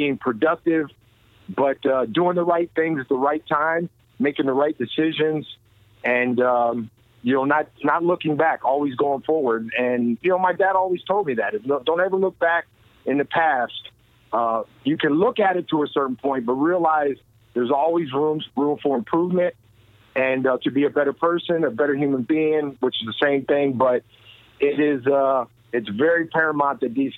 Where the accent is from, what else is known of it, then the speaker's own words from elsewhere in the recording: Allentown, Pennsylvania, United States; I was a Boys and Girls Club kid growing up in Allentown, Pennsylvania